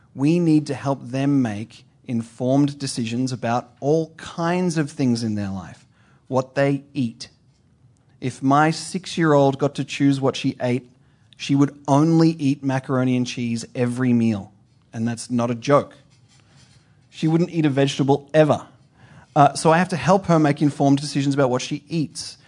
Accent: Australia; moved away; I'm from Australia. My family is in Australia

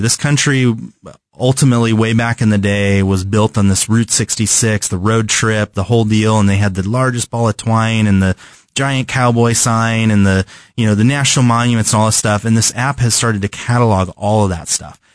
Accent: California, United States; moved away; I'm from California, where the weather is pretty constant all the time

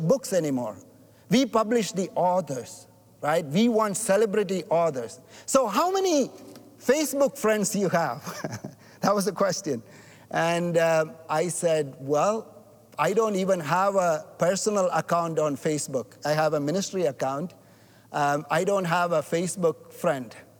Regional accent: India; now in Canada; I'm not white. I'm not black. I'm from India.

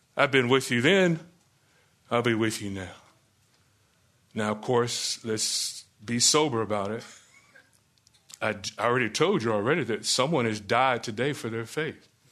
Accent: Florida, United States; Growing up in Florida

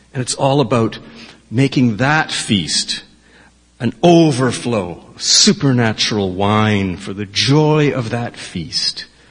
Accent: Victoria, British Columbia, Canada; I was born in the Jubilee Hospital

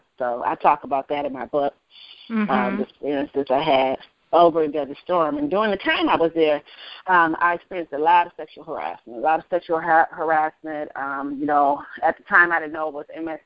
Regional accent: Grand Rapids, Michigan, United States; I grew up in Grand Rapids, Michigan.

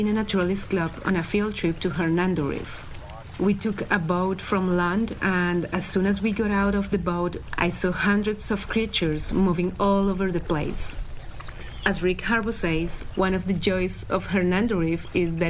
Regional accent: Bogotá, Colombia; now in Powell River, Canada; my hometown, Bogota

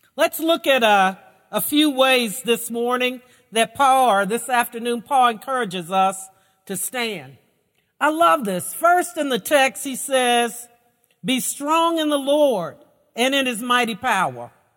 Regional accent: Lexington, United States; I grew up in Lexington in a relatively conservative Baptist church

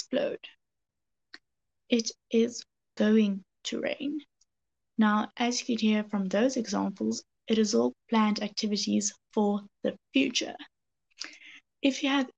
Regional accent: South Africa; I'm from South Africa

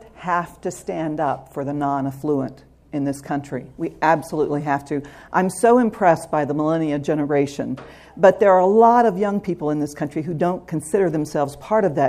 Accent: Southwest Arkansas, United States; I grew up in Southwest Arkansas

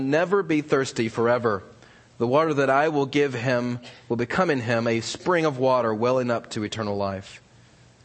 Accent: Virginia, United States; also born or lived in New York / California; now in Alabama, United States; I grew up in Virginia and went to school in New York and then out here in California. And now I'm in Alabama

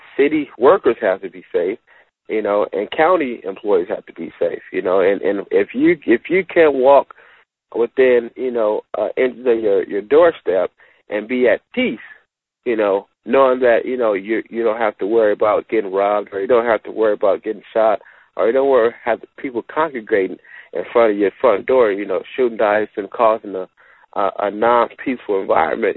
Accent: Los Angeles, California, United States; growing up in Watts

